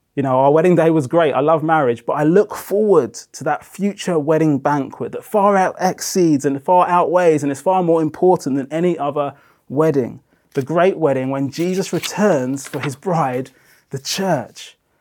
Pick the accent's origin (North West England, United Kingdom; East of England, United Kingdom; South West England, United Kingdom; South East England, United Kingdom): South East England, United Kingdom; Brighton; moved away; also born or lived in Democratic Republic of Congo; I was pretty much raised on the south coast of England in Brighton